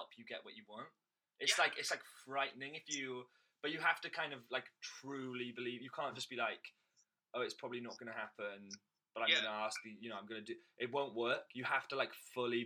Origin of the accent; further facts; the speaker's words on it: Swansea, Wales, United Kingdom; moved away; also born or lived in London; Swansea in Wales